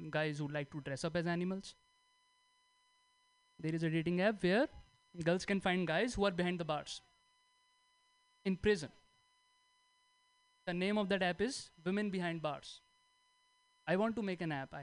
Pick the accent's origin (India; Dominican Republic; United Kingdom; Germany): India; moved away; I'm from India